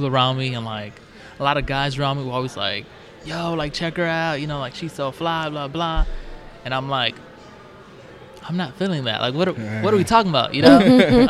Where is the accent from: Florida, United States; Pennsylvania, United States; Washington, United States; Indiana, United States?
Indiana, United States; Northwest; I'm 26. I am from Northwest Indiana. Okay. Born and raised.